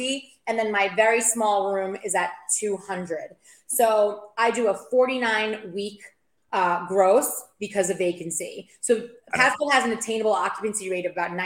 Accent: New York, United States; moved away as an adult; also born or lived in Maryland; now in Tampa Bay, United States; I'm from New York, but I currently live in the greater Tampa Bay market.

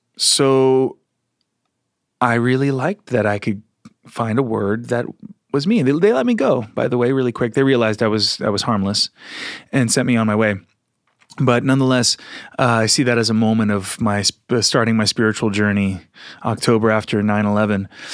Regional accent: Philadelphia, Pennsylvania, United States; moved away; also born or lived in Sedona / San Francisco; I came from Philly area where it was much more kind of straight and narrow sort of, uh, mindset

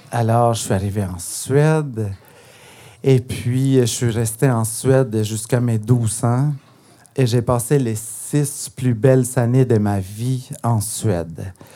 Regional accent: Guatemala; first language Spanish; French is a second language; now in Montreal, Canada; je suis originaire du Guatemala

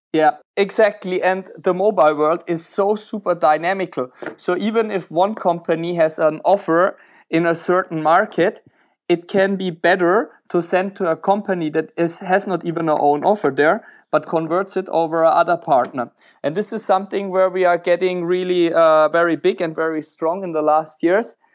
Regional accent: Germany; moved away as an adult; also born or lived in Czech Republic / Switzerland; now in Romania; I'm more an Eastern European dude, even when I'm from Germany, so I moved to Czech Republic instead.

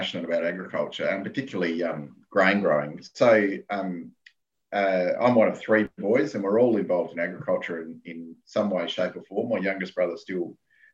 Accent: Yalanna, South Australia, Australia; I'm from South Australia, in the middle, at the bottom.

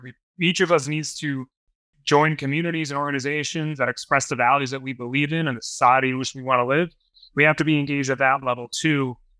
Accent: Long Island, New York, United States; now in upstate New York, United States; I grew up on Long Island

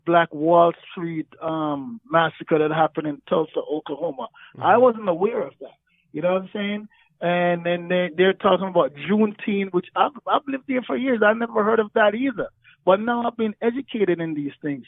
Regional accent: Jamaica; moved away; growing up in Jamaica, like racism, there's violence there. I grew up in the country, so I wasn't even in Kingston

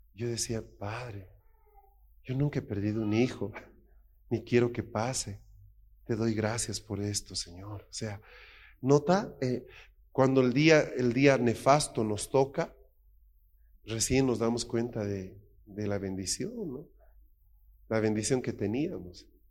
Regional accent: Bolivia; moved away; also born or lived in Spain; en mi país

